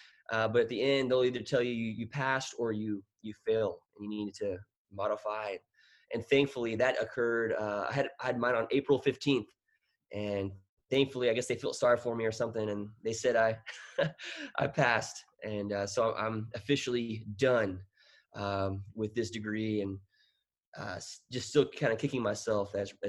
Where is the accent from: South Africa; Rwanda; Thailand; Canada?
Thailand; Bangkok; moved away as an adult; also born or lived in United States / Peru; ended up living in Thailand for 18 years. So I grew up my whole life in Thailand, Bangkok, kind of my hometown. And and my first year officially living in the United States was my first year at Texas A&M University in College Station.